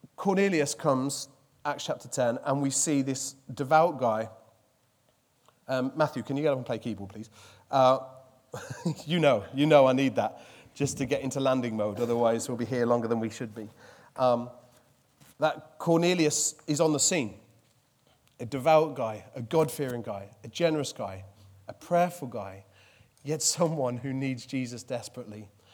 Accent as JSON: {"language": "English", "region": "Midlands", "country": "United Kingdom", "said": "I'm from the Midlands"}